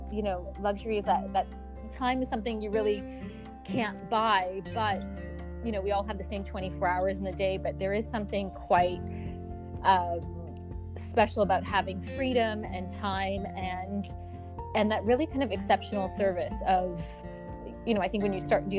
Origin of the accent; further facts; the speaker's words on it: Canada; also born or lived in London, United Kingdom / Milan, Italy; now in Dubai, United Arab Emirates; I was born in Canada, and I think Canada is definitely home for me. My parents are out in Toronto